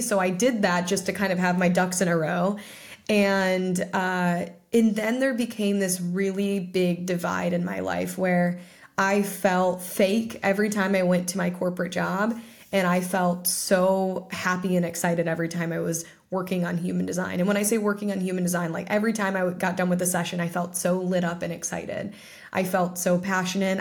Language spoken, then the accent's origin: English; Ohio, United States; my hometown, which is in Ohio